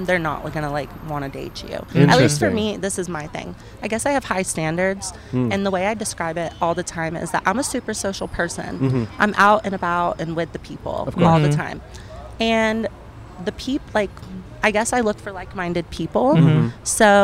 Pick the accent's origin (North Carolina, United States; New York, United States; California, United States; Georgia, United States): North Carolina, United States; moved away as an adult; now in Los Angeles, United States; I'm from North Carolina, so it's, like, super country